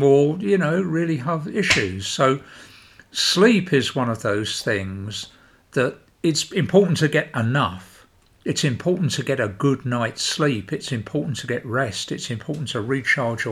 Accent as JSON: {"language": "English", "country": "United Kingdom", "said": "being British"}